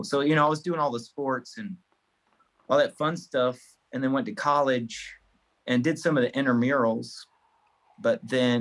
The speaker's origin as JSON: {"language": "English", "town": "Farmville", "region": "Virginia", "country": "United States", "moved": "yes", "lives_now": "Virginia Beach, United States", "said": "I'm originally from Farmville, Virginia, but I call Virginia Beach home now"}